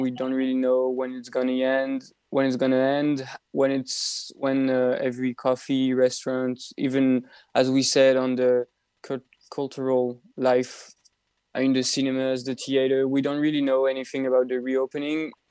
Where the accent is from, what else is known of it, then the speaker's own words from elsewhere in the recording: Belgium; moved away as an adult; I'm still an exchange student as I'm from Belgium